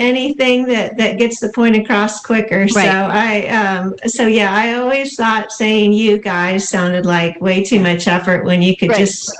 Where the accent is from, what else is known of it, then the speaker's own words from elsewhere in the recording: Houston, Texas, United States; also born or lived in Colorado / Ohio; now in Cleveland, United States; you might hear my voice does not sound very Cleveland-esque. It's I grew up in Houston, Texas.